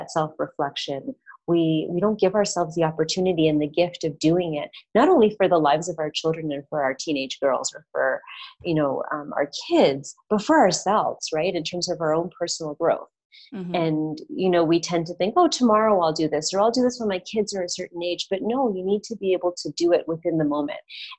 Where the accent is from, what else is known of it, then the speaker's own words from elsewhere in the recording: Canada; moved away as an adult; also born or lived in Toronto, Canada; now in Medellin, Colombia; I'm Canadian.